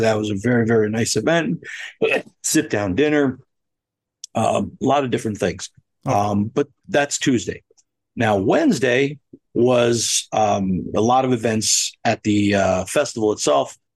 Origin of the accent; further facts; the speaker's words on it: United States; As an American